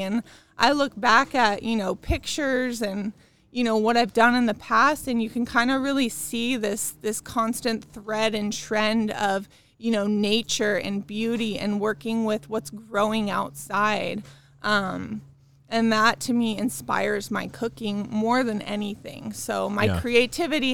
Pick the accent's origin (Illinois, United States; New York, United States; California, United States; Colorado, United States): California, United States; Orange County; also born or lived in Chicago / Ohio; I'm from California, so I'm native, local, born, raised right here in Orange County.